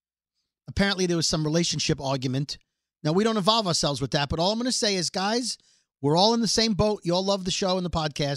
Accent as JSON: {"language": "English", "town": "New York City", "region": "New York", "country": "United States", "said": "I am from Brooklyn"}